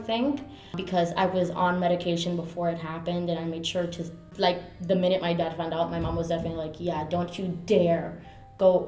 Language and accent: English; Miami, Florida, United States; first language Spanish; English is a second language; also born or lived in New York / Orlando; I was born in New York, raised in Miami my whole life.